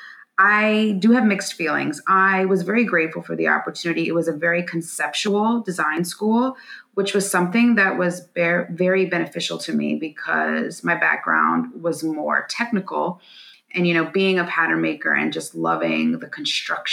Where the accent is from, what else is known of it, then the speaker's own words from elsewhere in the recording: New Orleans, Louisiana, United States; I'm originally from New Orleans, Louisiana